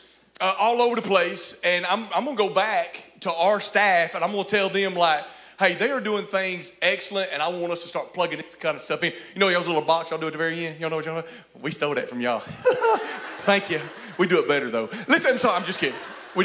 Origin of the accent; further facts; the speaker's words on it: Cullman, Alabama, United States; I'm from Cullman, Alabama